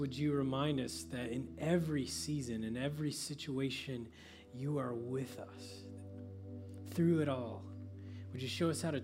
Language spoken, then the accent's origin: English; Oklahoma, United States; I grew up in Oklahoma where guys are tough